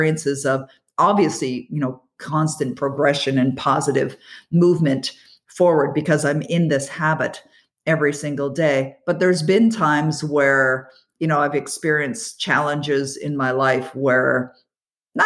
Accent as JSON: {"language": "English", "town": "Toronto", "region": "Ontario", "country": "Canada", "tie": "born or raised there", "said": "I'm born and raised in the Toronto area"}